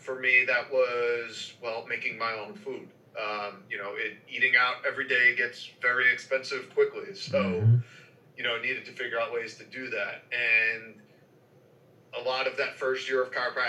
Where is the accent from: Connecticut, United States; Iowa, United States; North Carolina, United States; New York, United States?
New York, United States; New York City; I grew up in New York City